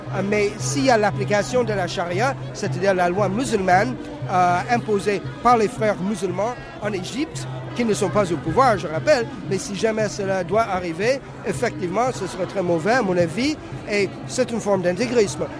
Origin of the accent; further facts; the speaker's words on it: Canada; first language English; French is a second language; now in France; Je suis anglophone d'origine, mais je viens du Canada.